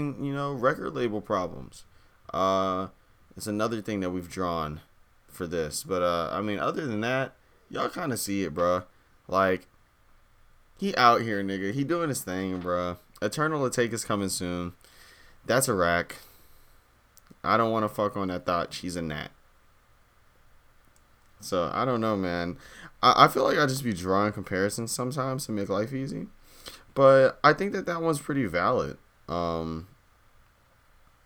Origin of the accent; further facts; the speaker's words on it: Virginia, United States; I'm also from Virginia, but I'm from the opposite side